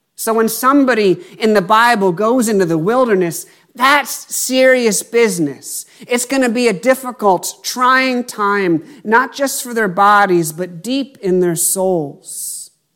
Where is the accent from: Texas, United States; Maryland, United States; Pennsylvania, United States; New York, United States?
Pennsylvania, United States; moved away as an adult; my hometown in Pennsylvania